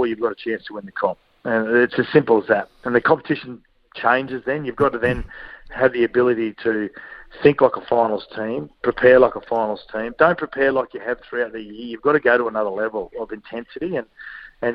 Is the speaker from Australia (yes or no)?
yes; Queensland, Australia; as a Queenslander